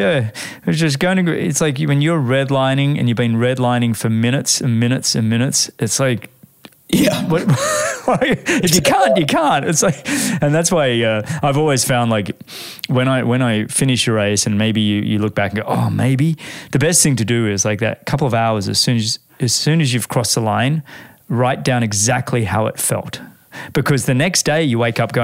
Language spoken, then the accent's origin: English; New Zealand; I raced the generation of Kiwis before you